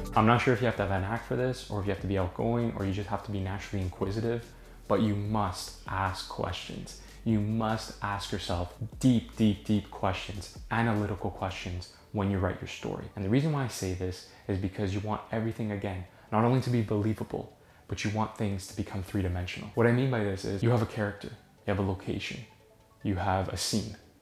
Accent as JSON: {"language": "English", "town": "Toronto", "region": "Ontario", "country": "Canada", "said": "I'm from Toronto."}